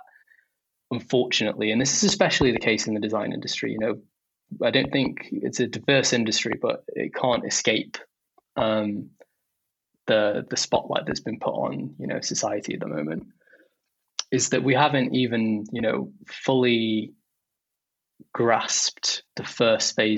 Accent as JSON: {"language": "English", "town": "Stoke-on-Trent", "region": "West Midlands", "country": "United Kingdom", "tie": "born or raised there", "said": "I grew up in Stoke-on-Trent"}